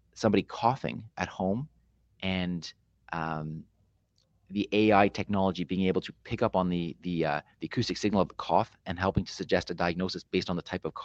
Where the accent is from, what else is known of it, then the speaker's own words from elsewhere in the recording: Canada; being a Canadian